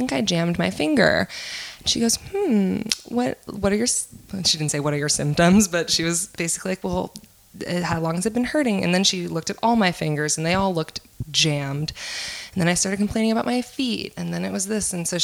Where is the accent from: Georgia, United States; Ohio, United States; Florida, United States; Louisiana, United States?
Louisiana, United States; New Orleans; I'm from here. I'm from New Orleans